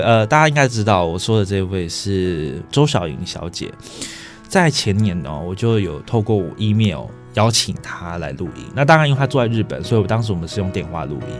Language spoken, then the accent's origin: Chinese; Pingxi, New Taipei, Taiwan; 小时候在平溪长大，哦，那当然平溪的家中旁边就是轨道嘛